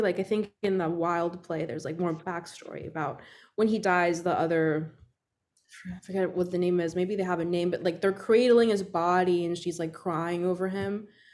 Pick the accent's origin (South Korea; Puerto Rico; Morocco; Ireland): Puerto Rico; I grew up in Puerto Rico